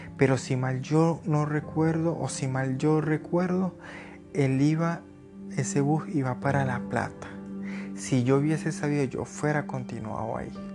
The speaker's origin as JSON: {"language": "Spanish", "town": "Barquisimeto", "region": "Lara", "country": "Venezuela", "also_born_or_lived": "Cúcuta, Colombia / Bogotá, Colombia / Tesalia, Huila, Colombia", "moved": "as an adult", "lives_now": "Colombia", "said": "yo soy de Venezuela, soy de Barquisimeto, Estado hablar en Venezuela. Yo emigré en el año 2017"}